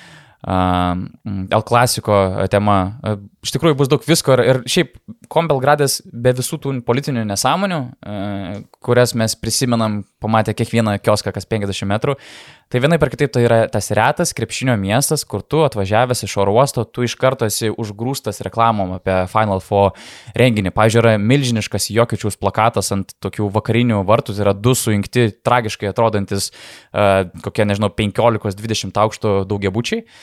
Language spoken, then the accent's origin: Lithuanian; Lithuania; Tai sakom, nu iš, iš Lietuvos tipo.